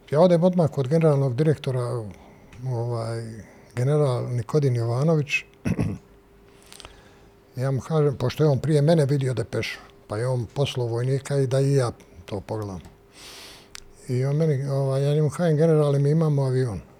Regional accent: Sarajevo, Federation of Bosnia and Herzegovina, Bosnia & Herzegovina; moved away as an adult; also born or lived in Mostar; now in Belgrade, Serbia; ja sam iz Sarajeva, a u 73. godine sam došao u Mostar

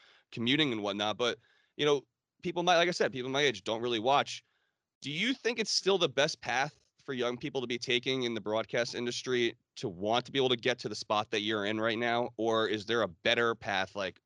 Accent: New York area / New Jersey, United States; moved away as an adult; also born or lived in Hattiesburg, Mississippi; So I moved quite a ways away from the New York area as well, where I grew up

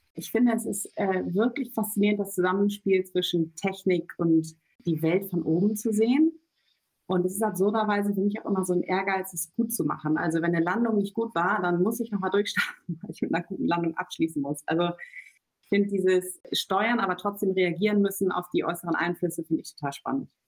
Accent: between Cuxhaven and Hamburg, Lower Saxony, Germany; moved away as an adult; also born or lived in Göttingen / London; now in Berlin, Germany; ich komme eigentlich geboren aus der Nähe von Hamburg, vom Land, zwischen Cuxhaven und Hamburg

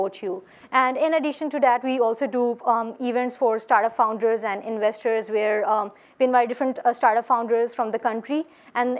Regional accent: Lahore, Punjab, Pakistan; I'm from Lahore.

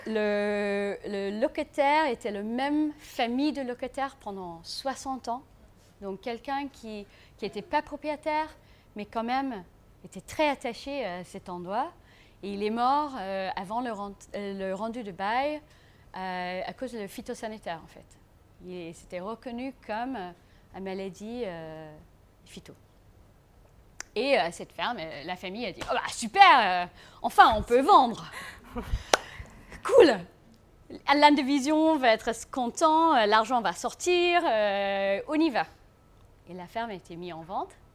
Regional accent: South Africa; French is a second language; now in France; je suis sud-africaine

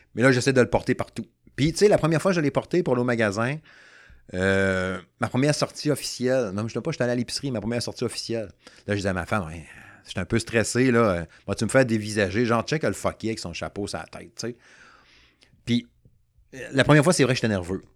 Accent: Saguenay, Quebec, Canada; now in Quebec City, Canada; Moi, je suis natif du Saguenay. Fait que là, je reste à Québec depuis, bon, euh, une trentaine d'années

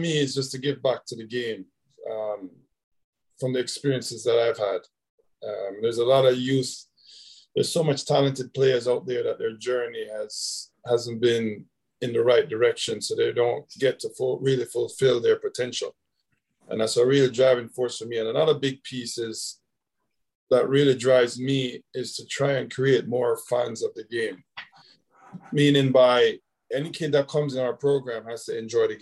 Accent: Jamaica; now in United States; growing up in Jamaica, our culture, we weren't in an organized setting, but we always playing.

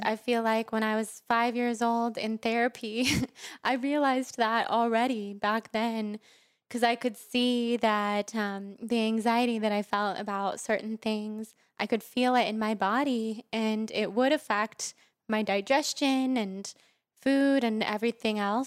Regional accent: Sacramento, California, United States; moved away as an adult; now in Los Angeles, United States; I grew up in Sacramento, mm-hmm. California

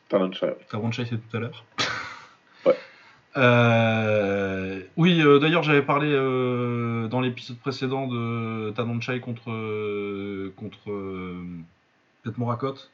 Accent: Lille, Hauts-de-France, France; Pour ceux qui ne savent pas, je suis Lillois.

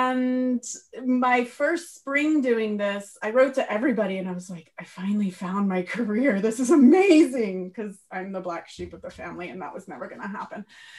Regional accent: Northern Virginia, United States; moved away as an adult; also born or lived in Maryland / Feltre, Italy; now in Trentino, Italy; I'm from Northern Virginia, right outside of Washington, D.C. We moved to Maryland 7 years ago.

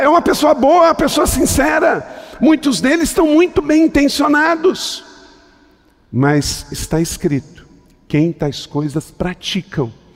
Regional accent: interior of Rio de Janeiro state, Brazil; eu sou do interior do estado do Rio de Janeiro

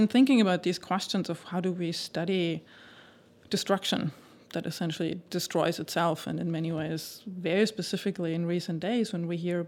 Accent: Germany; I was born and raised in Germany

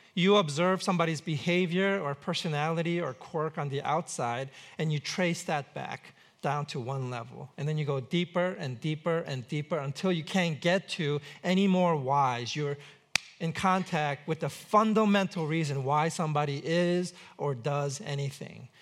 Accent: New York City, New York, United States; grew up in New York City

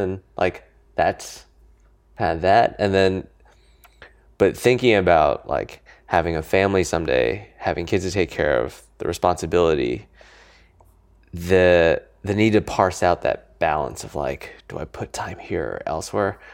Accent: Niwot, Colorado, United States; also born or lived in California; now in New York, United States; I grew up in Colorado

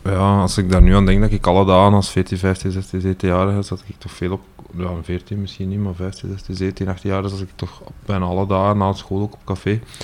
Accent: Ninove, Flanders, Belgium; Ik kom eigenlijk van Winneke.

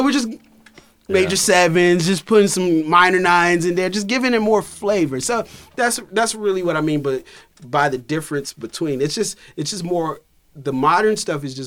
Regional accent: Durham, North Carolina, United States; moved away as an adult; also born or lived in Boston; now in Los Angeles, United States; I'm from Durham, North Carolina

